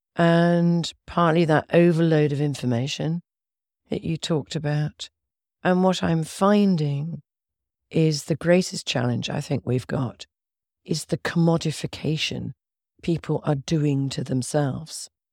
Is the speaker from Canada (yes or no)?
no; Oxford, South East England, United Kingdom; I come from Oxford in England.